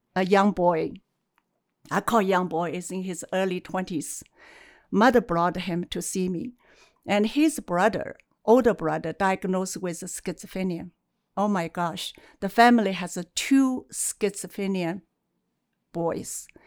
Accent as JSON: {"language": "English", "country": "China", "tie": "born or raised there", "moved": "yes", "lives_now": "Calgary, Canada", "said": "I was born in China, and uh, my mother's family they have a, a, traditional as a herbalist, and acupuncture, and also you know drink the herbs every day. So in a way, as I grew up, I smells herb day and night"}